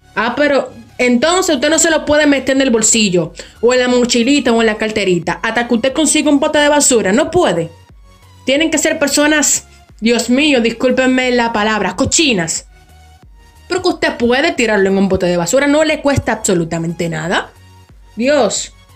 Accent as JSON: {"language": "Spanish", "country": "Dominican Republic", "said": "Aquí básicamente en mi país, que es República Dominicana"}